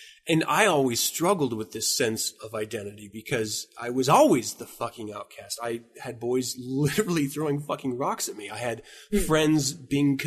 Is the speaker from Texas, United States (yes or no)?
no; Utah, United States; moved away as an adult; also born or lived in Washington; I've been Utah bound. I was born in Washington, but I've been Utah bound until I left into the military.